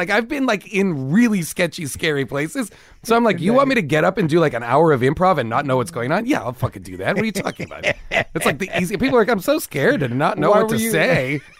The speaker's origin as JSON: {"language": "English", "country": "United States", "said": "I'd be like waving my passport, being like, I'm American."}